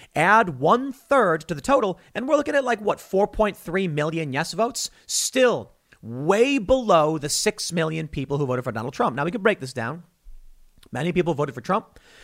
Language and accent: English; United States; we as American citizens